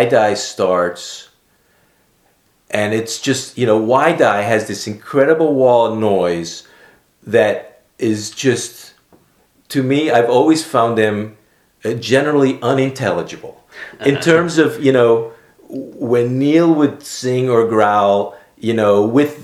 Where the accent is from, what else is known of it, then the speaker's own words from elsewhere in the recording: Aruba; moved away as an adult; also born or lived in Amsterdam, Netherlands / Philadelphia, United States; Growing up in Aruba